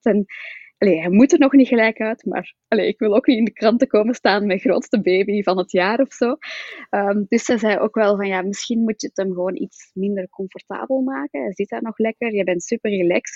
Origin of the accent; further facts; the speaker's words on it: Flanders, Belgium; accent: Flemish; ik woon samen in het mooie België, zoals je wel kan horen